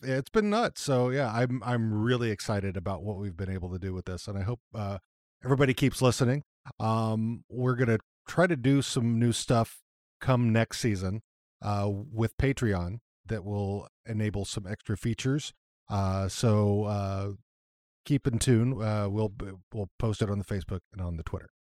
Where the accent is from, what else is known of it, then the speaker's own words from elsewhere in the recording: Texas, United States; growing up in Texas